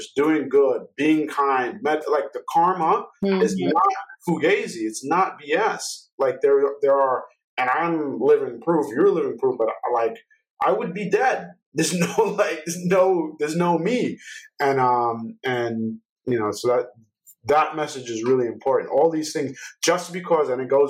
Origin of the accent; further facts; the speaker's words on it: New York, United States; I'm from New York